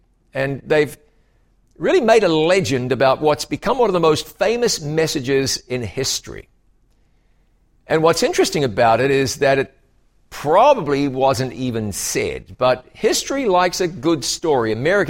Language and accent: English; New Zealand; now in United States; to the United States from another part of the world, my home country, you know, is New Zealand. So I have a lot in common with Canadians.